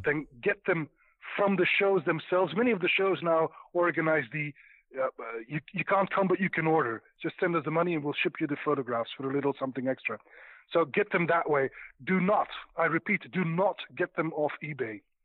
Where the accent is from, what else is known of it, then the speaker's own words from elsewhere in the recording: Belgium; I'm from Belgium.